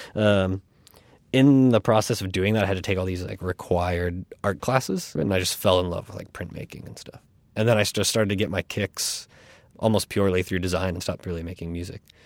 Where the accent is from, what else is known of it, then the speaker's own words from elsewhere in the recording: Florida, United States; also born or lived in North Carolina / Virginia; now in New York, United States; where I grew up in Florida